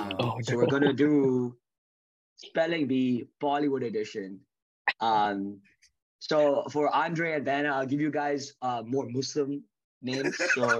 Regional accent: Curaçao; We grew up in Curaçao together, went to college together.

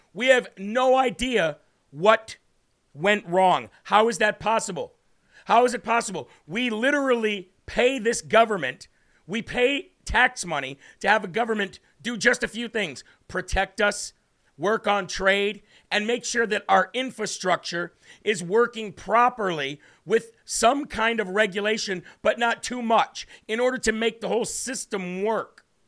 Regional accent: United States; as an American

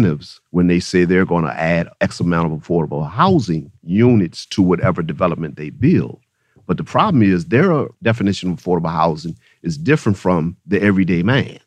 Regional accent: United States; I'm born and raised in Northside

